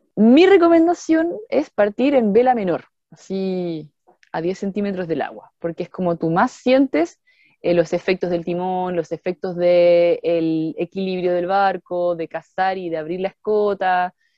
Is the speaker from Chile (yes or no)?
yes; Santiago, Santiago Metropolitan Region, Chile; moved away; also born or lived in Chiloé; como soy de Santiago